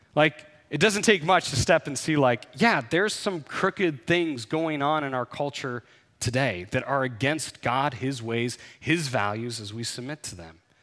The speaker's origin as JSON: {"language": "English", "country": "United States", "tie": "born or raised there", "said": "growing up in the United States"}